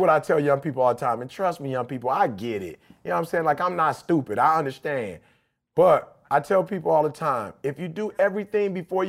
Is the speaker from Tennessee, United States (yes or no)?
no; Detroit, Michigan, United States; growing up in Detroit in general